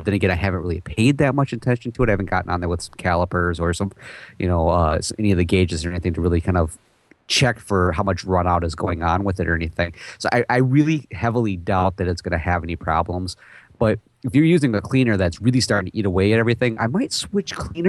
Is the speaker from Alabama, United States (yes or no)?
no; Texas, United States; Hey, I'm from Texas.